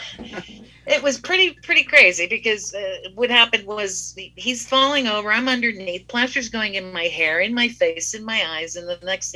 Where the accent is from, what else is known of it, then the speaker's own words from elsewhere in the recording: Greensburg, Pennsylvania, United States; I'm from Greensburg, which is like 30 miles away